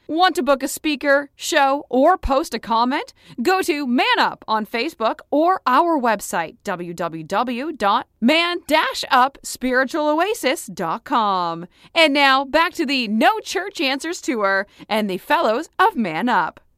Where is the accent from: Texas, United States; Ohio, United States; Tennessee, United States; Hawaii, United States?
Texas, United States; Houston; we're from Houston, and for some unknown reason, I'm a Houston Texans fan